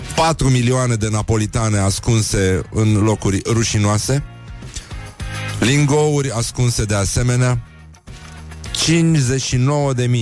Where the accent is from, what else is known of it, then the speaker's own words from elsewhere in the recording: Brăila, Brăila County, Romania; eu sunt din Brăila, Brăila nu e Moldova